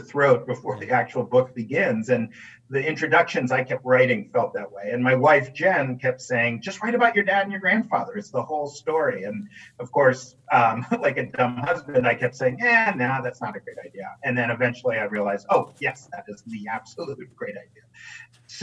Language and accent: English; New York City, New York, United States; I grew up in New York City